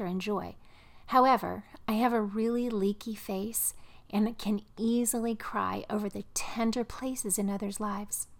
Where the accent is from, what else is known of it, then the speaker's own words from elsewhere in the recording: Midwest, United States; moved away; also born or lived in the South; I'm a Midwesterner, transplanted into the South